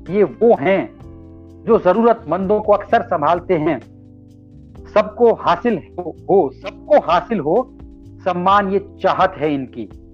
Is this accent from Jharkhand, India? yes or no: no; Alwar, Rajasthan, India; मैं भी राजस्थान का रहने वाला हूं